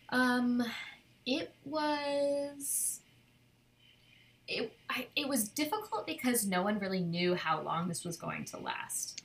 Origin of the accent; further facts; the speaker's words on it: Cornwall, New York, United States; moved away as an adult; now in Brooklyn, United States; my my parents are from where Kim and I grew up in Cornwall